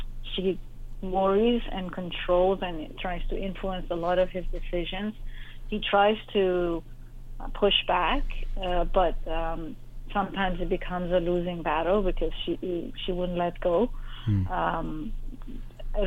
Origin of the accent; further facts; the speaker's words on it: Iran; moved away as an adult; growing up in Iran during the war